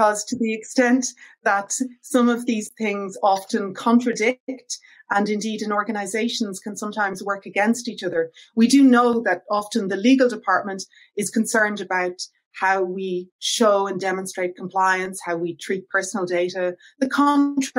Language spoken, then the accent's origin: English; Ireland; as you can probably hear from my accent, I'm originally from Ireland